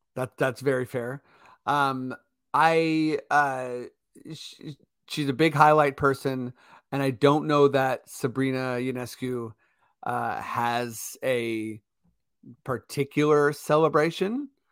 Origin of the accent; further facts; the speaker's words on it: Canada; we're Canadian